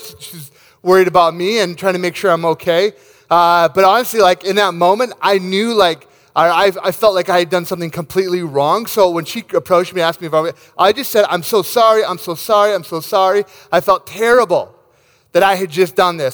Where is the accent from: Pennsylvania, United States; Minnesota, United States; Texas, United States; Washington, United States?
Minnesota, United States; Rochester; my hometown of Rochester, Minnesota